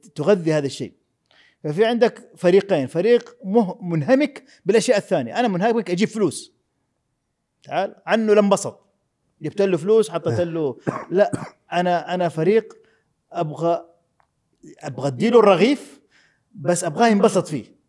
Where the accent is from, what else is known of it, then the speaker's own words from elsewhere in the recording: Jeddah, Makkah Province, Saudi Arabia; انا ولدت في السبيل في حلقه الخضار